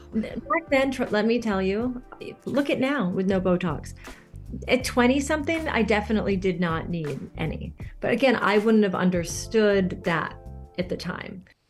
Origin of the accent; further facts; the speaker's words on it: Northern California, United States; moved away as an adult; also born or lived in Pacific Northwest; I'm from an area in Northern California, and grew up for much of my life there, and then did spend some time in the Pacific Northwest.